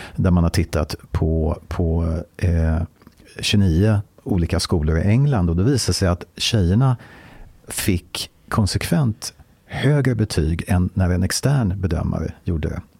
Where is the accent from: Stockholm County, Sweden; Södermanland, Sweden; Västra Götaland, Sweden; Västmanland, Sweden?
Stockholm County, Sweden; Stockholm; Jag är född och uppvuxen i Stockholm.